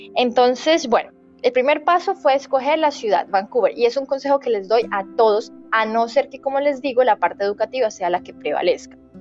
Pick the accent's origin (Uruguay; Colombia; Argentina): Colombia; moved away as an adult; also born or lived in Vietnam; now in Canada; soy de Colombia, pero estaba viviendo en Vietnam